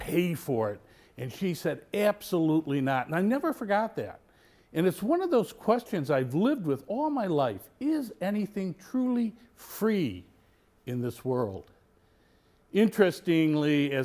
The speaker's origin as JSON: {"language": "English", "town": "Mount Prospect", "region": "Illinois", "country": "United States", "tie": "born or raised there", "said": "The home I grew up in on Fairview Street in Mount Prospect was less than a block away from the local grade school"}